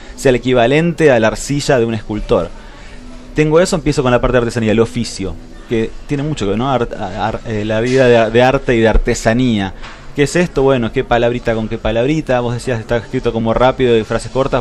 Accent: Buenos Aires, Argentina; moved away; yo nací en Buenos Aires, pero me siento patagónico

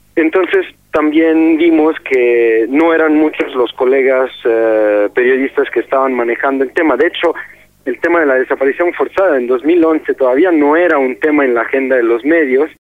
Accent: Italy; moved away as an adult; now in Mexico; soy un periodista italiano y llevo siete años trabajando en, México desde principios de 2009.

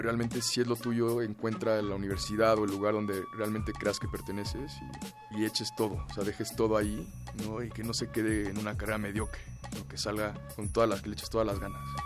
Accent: Mexico City, Mexico; Nací en la Ciudad de México hace 29 años

